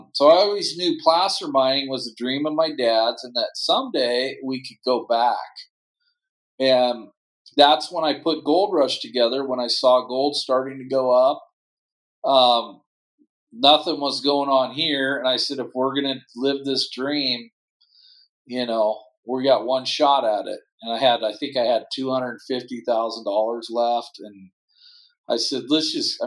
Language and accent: English; Portland, Oregon, United States; also born or lived in Frankfurt, Germany / Sandy, Oregon; I grew up in Portland, and now I live just outside of Portland in a ski town called Sandy, Oregon.